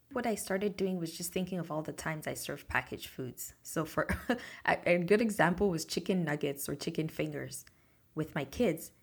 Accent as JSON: {"language": "English", "country": "Nigeria", "tie": "born or raised there", "moved": "yes", "said": "the same support that my mom had when I was growing up in Nigeria"}